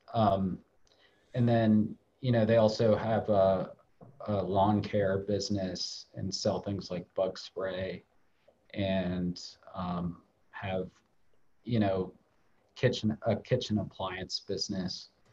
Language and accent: English; Ohio, United States; I grew up in Ohio